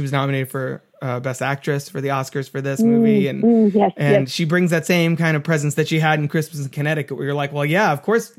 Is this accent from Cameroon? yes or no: no; England, United Kingdom; as an English person, I was like, this is so cool.